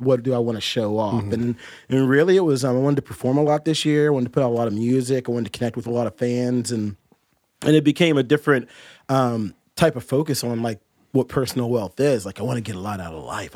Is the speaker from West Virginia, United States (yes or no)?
yes; Huntington, West Virginia, United States; now in Morgantown, United States; I was born in Huntington, or I was born in Morgantown, but I was raised in Huntington, so I've lived in West Virginia pretty much my whole life.